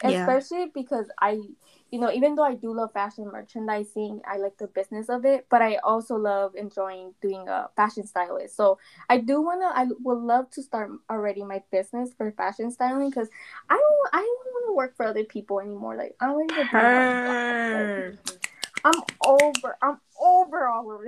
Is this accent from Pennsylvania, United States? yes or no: no; Phoenix, Arizona, United States; I was born and raised in Phoenix, Arizona